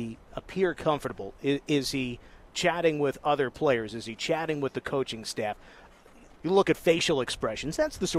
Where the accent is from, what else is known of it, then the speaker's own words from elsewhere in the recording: Nutley, New Jersey, United States; now in Las Vegas, United States; growing up in Nutley, New Jersey